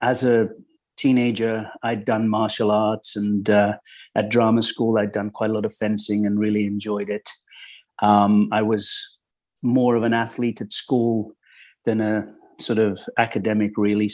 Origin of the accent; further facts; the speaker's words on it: Midlands, United Kingdom; moved away as an adult; also born or lived in London; I grew up in the Midlands in England, sort of normal childhood